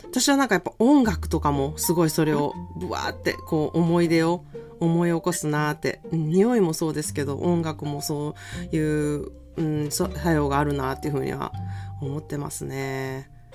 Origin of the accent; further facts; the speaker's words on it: Japan; now in California, United States; 私の実家がなんか結構海の近くなん